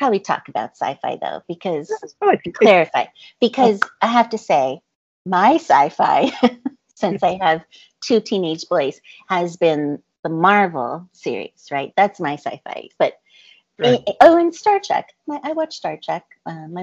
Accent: Montana, United States; moved away; I grew up in Montana for a little time, so, you know, I have those kind of roots.

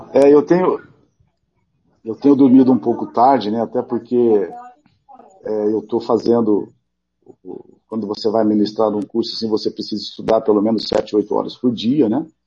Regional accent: Mato Grosso do Sul, Brazil; moved away as an adult; also born or lived in India; Eu sou, sou mato-grossense, amo o nosso Estado, é, me lembro muito bem da minha infância com o Morenão lotado

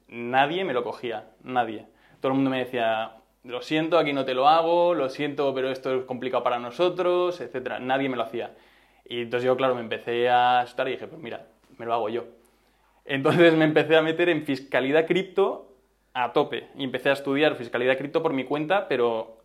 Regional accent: Madrid, Community of Madrid, Spain; yo soy de Madrid, he estudiado aquí toda la vida, tanto el colegio como la universidad.

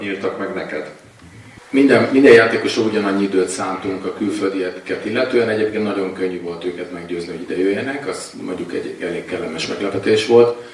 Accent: Hungary; magyar vagyok

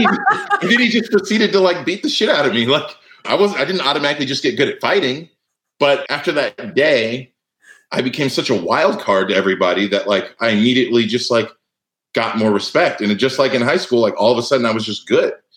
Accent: Cardiff by the Sea, California, United States; I was from Cardiff by the Sea, California

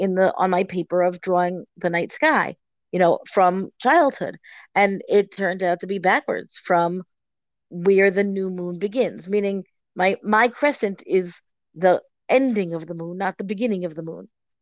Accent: Boston, Massachusetts, United States; growing up in Boston. But growing up in Boston, the sky feels farther away.

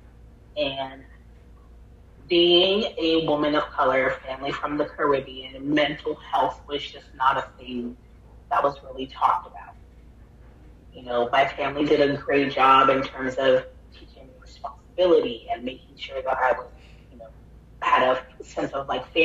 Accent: Miami, Florida, United States; now in Orlando, United States; we relocated to Miami when I was probably about 6 years old, and I pretty much lived in Miami off and on from the time I was six

